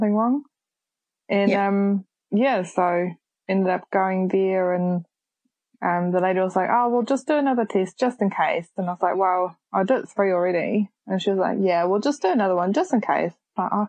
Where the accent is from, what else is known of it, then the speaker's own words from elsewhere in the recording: Germany; moved away as an adult; now in Whakatane, New Zealand; I'm originally from Germany. I'm 27 years old and I've been in New Zealand for the last 8 years